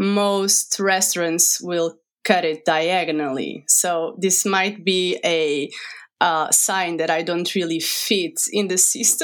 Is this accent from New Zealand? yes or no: no; Portugal; I am 31 years old. I'm from Portugal and I live here in the countryside.